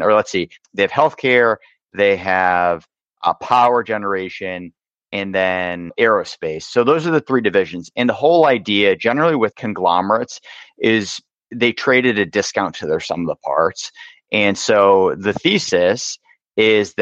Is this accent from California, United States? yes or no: no; Boston, Massachusetts, United States; I grew up in the Boston area